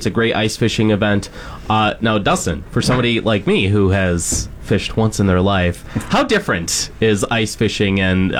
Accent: Cambridge, Ontario, Canada; moved away; I have went to one like twice in my hometown. There was one in Cambridge, Ontario.

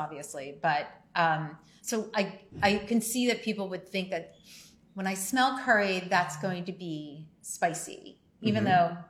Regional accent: outside New York City, United States; moved away; I grew up eating Indian food. I grew up outside New York City.

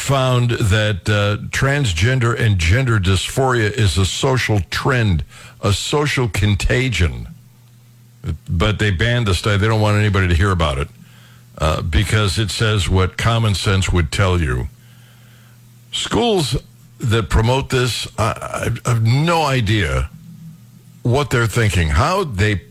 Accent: Northeast Ohio, United States; now in Missouri, United States; I was raised in Northeast Ohio. We get tons of snow

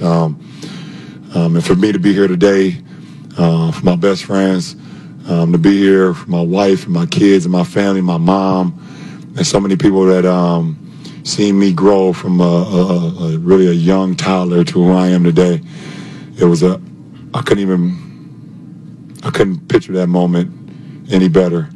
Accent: Akron, Ohio, United States; I keep staying thirty-five minutes south of where I grew up here in Akron, Ohio

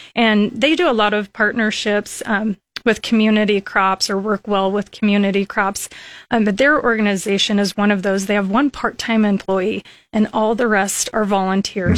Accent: Lincoln, Nebraska, United States; also born or lived in Dorchester, Nebraska; I grew up in Lincoln, and Went all through school here

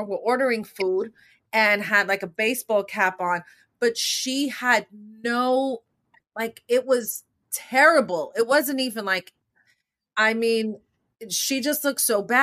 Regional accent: New York, United States; growing up in New York, growing up in my neighborhood

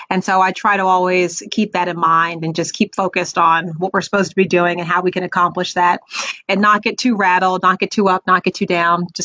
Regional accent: Raleigh, North Carolina, United States; but I went to high school in Raleigh, North Carolina. So I always say I'm from North Carolina, um, and we we lived there for quite a while.

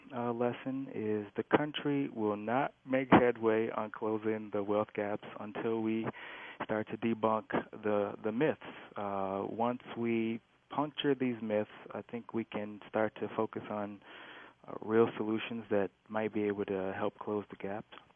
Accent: Minneapolis, Minnesota, United States; moved away as an adult; also born or lived in St. Paul / New York; I grew up grew up in North Minneapolis

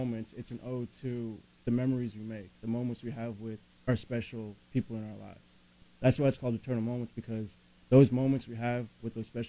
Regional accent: Louisville, Kentucky, United States; we're born and raised in Louisville, Kentucky, and we love you guys.

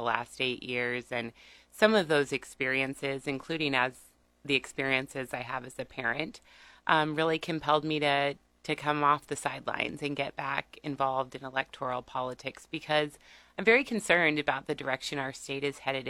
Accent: Seward County, Nebraska, United States; moved away as an adult; now in Lincoln, United States; I'm originally from Seward County, but I've been here in Lincoln since 1995 to attend the university

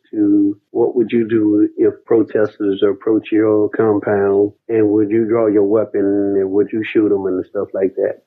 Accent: Dallas, Texas, United States; also born or lived in Southfield, Michigan; now in Atlanta, United States; I'm from Dallas, Texas

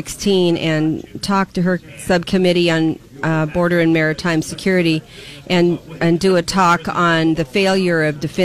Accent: United States; also born or lived in Arizona; as an American

